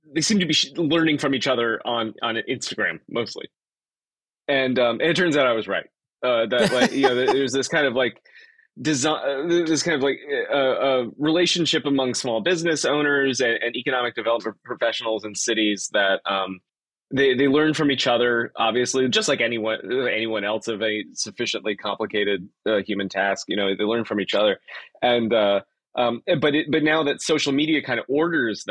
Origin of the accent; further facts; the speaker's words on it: South Florida, United States; now in Troy, United States; I grew up in South Florida. And then moved to upstate New York, where I currently live is in Troy.